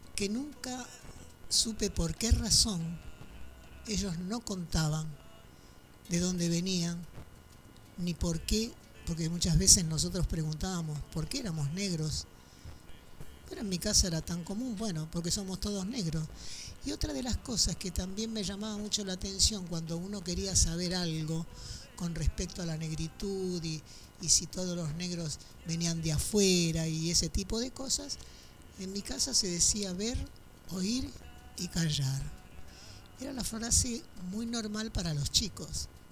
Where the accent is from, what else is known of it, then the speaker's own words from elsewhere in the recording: Argentina; yo soy sexta generación de afros argentinos